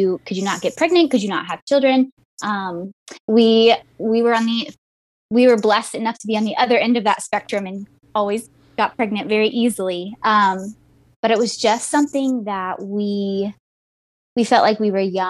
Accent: Midwest, United States; moved away as an adult; also born or lived in Fort Worth, Texas; I grew up in the Midwest originally

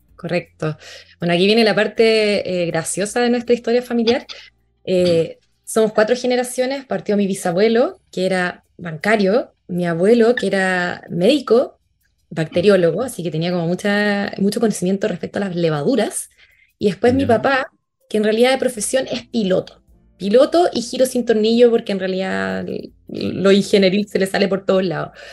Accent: Curacaví, Santiago Metropolitan Region, Chile; moved away as an adult; also born or lived in Viña del Mar / Valparaíso; nací en Curacaví, mi familia se trasladó desde Santiago hacia Curacaví, así que ahí pasé los primeros 18 años de mi vida.

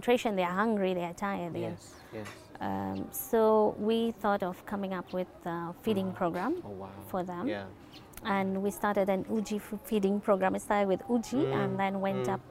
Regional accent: Nakuru, Nakuru County, Kenya; moved away as an adult; now in Nairobi, Kenya; born and bred in Nakuru with the local community around us

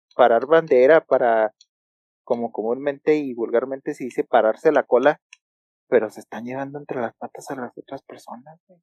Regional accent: Hidalgo del Parral, Chihuahua, Mexico; also born or lived in Ciudad Juárez; los de Parral somos los argentinos de Chihuahua

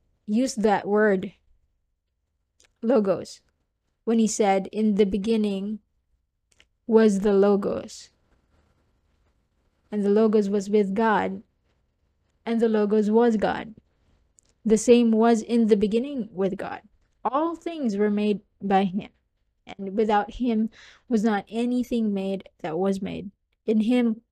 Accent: southern Philippines, Philippines; I'm from the Philippines, by the way, if you don't know. And I'm from the southern part of the Philippines.

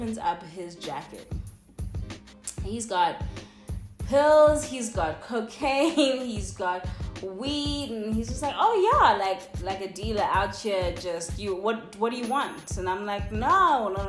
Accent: Cape Town, Western Cape, South Africa; I'm from Cape Town

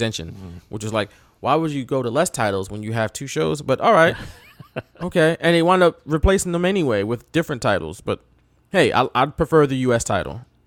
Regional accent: United States; I'm from the States.

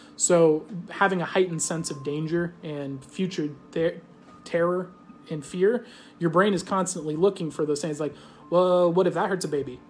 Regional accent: United States; I'm just an American. I speak American

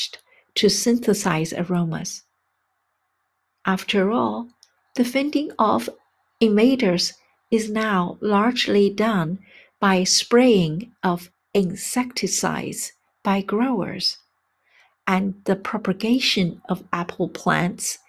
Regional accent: China; now in United States; my hometown in China

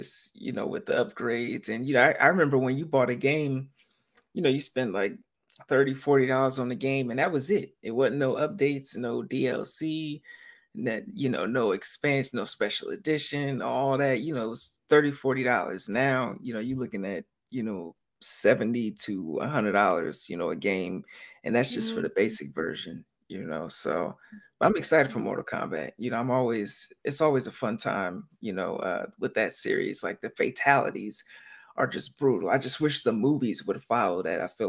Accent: Sacramento, California, United States; also born or lived in Philadelphia, Pennsylvania; now in East Coast, United States; I grew up in Sacramento, California, and like most of my family was out here

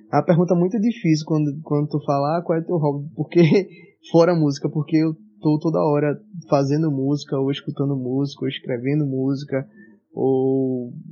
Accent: Olinda, Pernambuco, Brazil; moved away; realmente da minha terra, assim, a primeira terra que eu morei, Olinda, que fala que, poxa, agora eu só, volto lá às vezes no carnaval. Eu ainda, eu ainda tenho família lá, mas eu volto só no carnaval

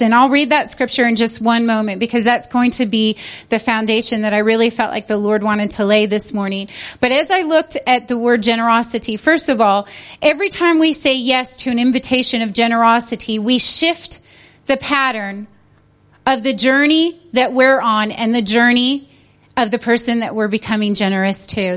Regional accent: United States; moved away as an adult; now in United Kingdom; I'm American, but forgive me. I'm British too because now I have a driver's license

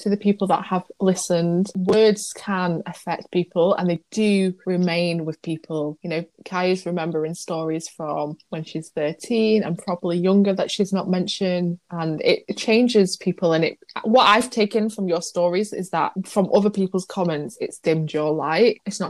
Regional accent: Manchester, North West England, United Kingdom; But I was the same, like, people don't think I'm from Manchester at all.

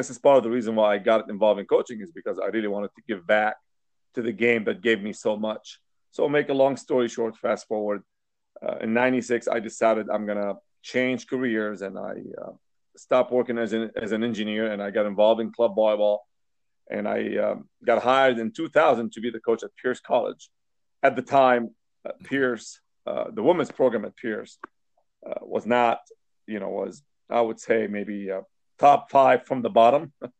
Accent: Lebanon; moved away as an adult; now in United States; I came to the States from Lebanon. And I originally came to go to school and get a degree in electrical engineering, which I did from UCLA.

